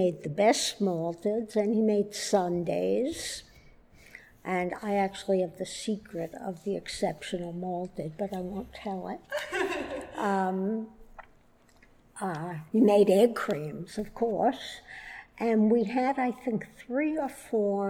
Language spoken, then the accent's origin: English; Brooklyn, New York, United States; also born or lived in Queens; I was born in Brooklyn